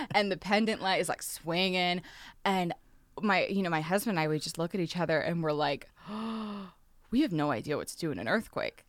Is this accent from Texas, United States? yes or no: yes; Texas, United States; now in Los Angeles, United States; I grew up in Texas where we had a lot of tornadoes